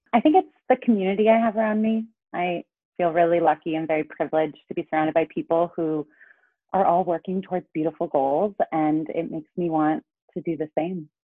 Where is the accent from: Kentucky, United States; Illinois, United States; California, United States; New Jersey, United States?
California, United States; Los Angeles; also born or lived in New York / Santa Cruz; I grew up in Los Angeles.